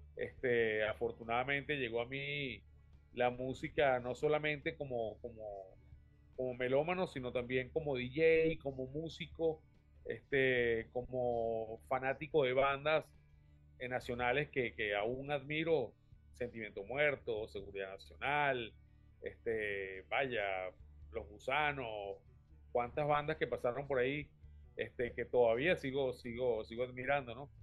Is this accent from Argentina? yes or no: no; Caracas, Capital District, Venezuela; Yo soy de Vista Alegre, del oeste de Caracas.